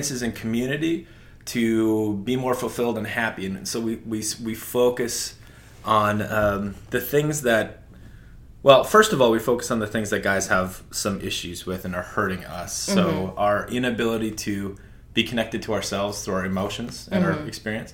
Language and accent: English; North Dakota, United States; also born or lived in New York City; now in Montana, United States; I grew up in North Dakota